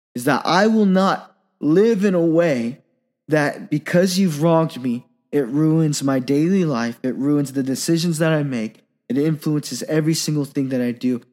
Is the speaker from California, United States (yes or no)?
yes; Silicon Valley, California, United States; I grew up in the Silicon Valley